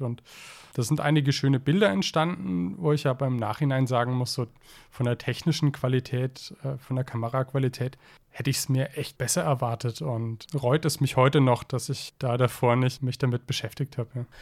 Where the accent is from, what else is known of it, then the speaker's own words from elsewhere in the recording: Zell am Harmersbach, Baden-Württemberg, Germany; meinem Heimatort Zeller am Hammersbach